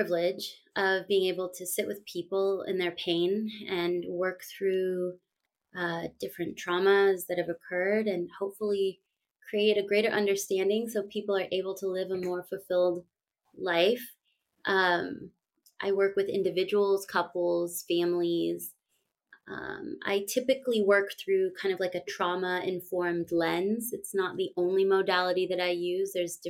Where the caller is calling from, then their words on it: California, United States; I am joining you from California. Right now I'm in my home. This is also my office. I work virtually and I split my time between Northern California and Southern. Right now I'm in Northern California.